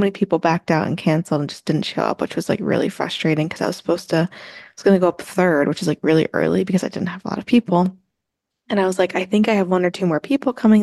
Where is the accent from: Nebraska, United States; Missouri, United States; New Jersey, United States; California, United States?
New Jersey, United States; since I'm from New Jersey